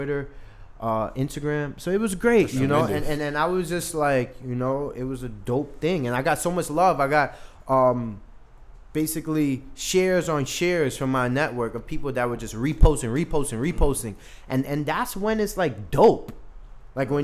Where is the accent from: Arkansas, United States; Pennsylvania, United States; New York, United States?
New York, United States; New York City; also born or lived in Saint Vincent and the Grenadines; I grew up in Brooklyn